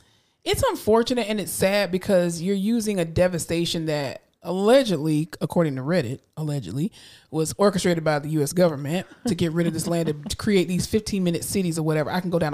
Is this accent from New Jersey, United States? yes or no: no; Florida, United States; I mean, I'm from Florida, and I've experienced enough hurricanes to know.